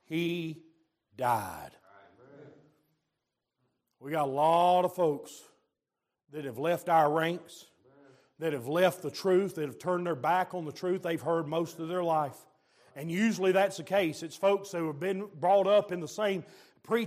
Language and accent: English; Georgia, United States; I'm from Georgia, we do things a little bit different where I'm from